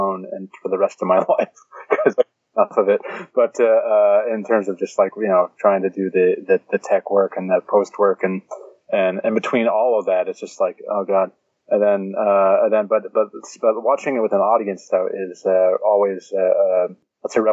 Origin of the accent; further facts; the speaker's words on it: Pittsburgh, Pennsylvania, United States; Pittsburgh, which is my hometown. I was born and raised there.